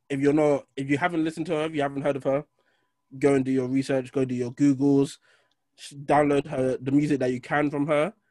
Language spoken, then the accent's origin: English; Birmingham, West Midlands, United Kingdom; I'm from Birmingham, bro. 0121.